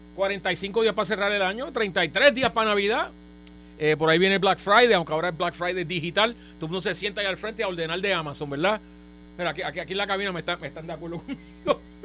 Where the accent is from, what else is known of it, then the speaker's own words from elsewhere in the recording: Trujillo Alto, Puerto Rico; los dos somos de Trujillo